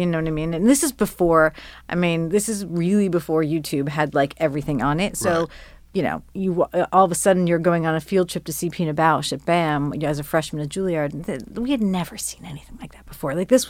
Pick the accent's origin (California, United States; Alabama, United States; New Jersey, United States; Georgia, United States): New Jersey, United States; Yeah. I grew up in New Jersey.